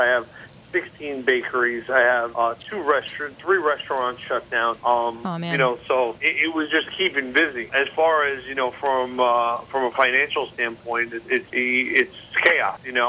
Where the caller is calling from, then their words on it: New Jersey, United States; I'm actually at my shore house in the Jersey Shore.